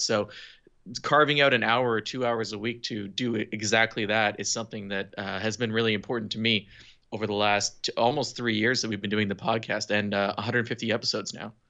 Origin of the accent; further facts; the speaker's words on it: Eastern Townships, Quebec, Canada; I was born and raised in the eastern townships of Quebec